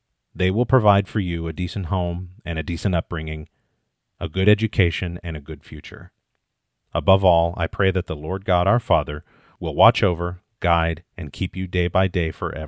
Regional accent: Midwest, United States; born there; I was born in 1979 in the Midwest and adopted 8 days later.

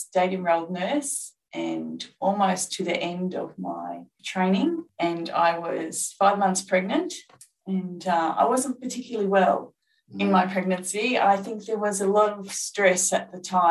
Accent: regional northeast Victoria, Australia; my hometown in regional northeast Victoria

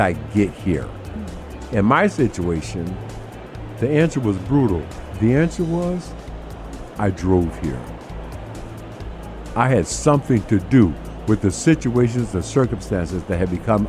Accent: United States; I've spent my entire life in America, and as an American

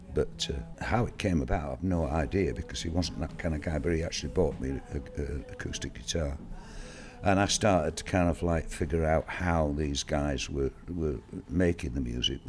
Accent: Rotherham / Bridlington, Yorkshire and the Humber, United Kingdom; also born or lived in Sheffield; I was born in Sheffield somewhere. I don't even know quite where in Sheffield I was born. And parents split up, so I kind of grew up somewhere between, well, not somewhere between, but either Bridlington or Rotherham mainly.

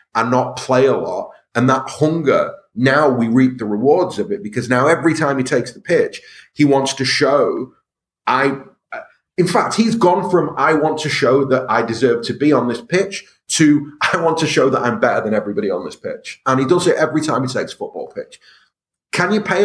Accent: Stockport, North West England, United Kingdom; I'm from Stockport

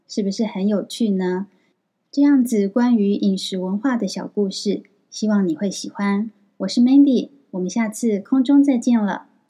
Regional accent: Taiwan; moved away as an adult; now in Kyoto, Japan; 小岛先生知道我是台湾人之后

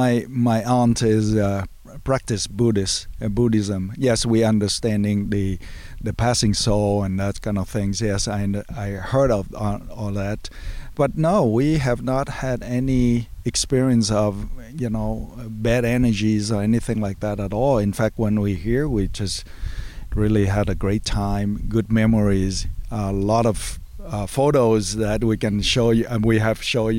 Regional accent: St. Louis Park, Minnesota, United States; I'm from St. Louis Park, Minnesota

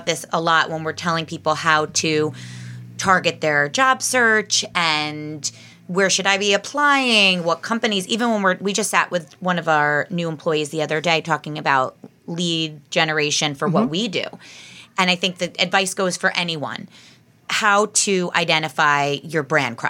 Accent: Bergen County, New Jersey, United States; now in Monmouth County, United States; we're all from Bergen County

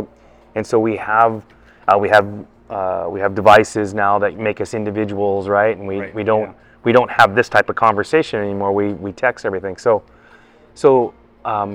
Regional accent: Pacific Northwest, United States; I'm from the Pacific Northwest area, so I've worked on the other side of the country

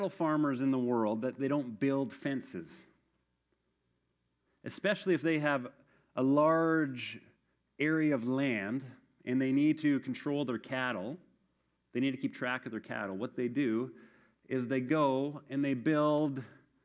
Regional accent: Manitoba, Canada; moved away; my hometown in Manitoba

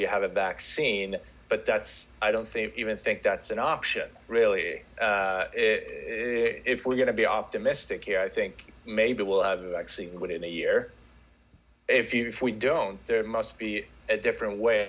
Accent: Sweden; moved away as an adult; also born or lived in United States; now in Central Florida, United States; I am originally from Sweden. I've been living in the U.S. for the past decade, a little bit more over a decade now.

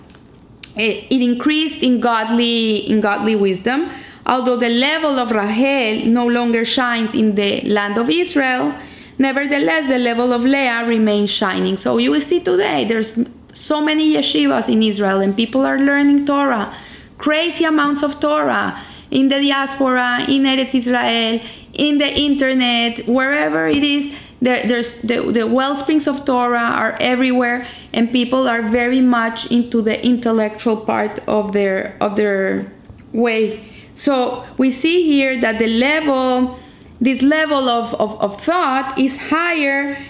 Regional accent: Colombia; where are you from? I say, from Colombia

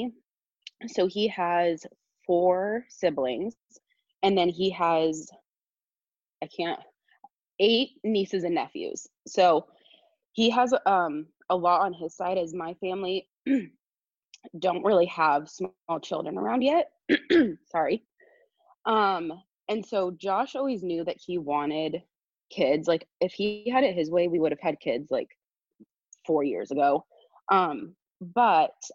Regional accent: Southern California, United States; moved away as an adult; now in Eugene, United States; I'm from Southern California, and I moved to Eugene, Oregon.

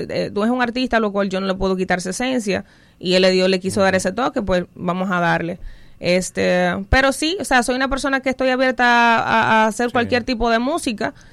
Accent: Salcedo, Hermanas Mirabal, Dominican Republic; now in Pennsylvania, United States; La musa es dominicana, eh, nací en Salcedo, eh, provincia de Hermanas Mirabal. Eh, ahora mismo radico en Estados Unidos, en Pensilvania.

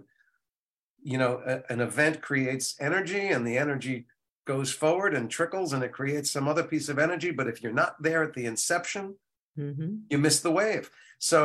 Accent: New Jersey, United States; also born or lived in Maplewood, New Jersey / Livingston, New Jersey; growing up in Jersey

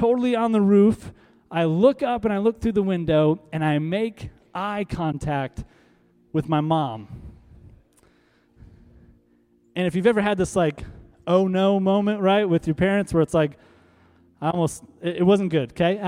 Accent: Tulsa, Oklahoma, United States; also born or lived in North Iowa; I mainly grew up here in Tulsa.

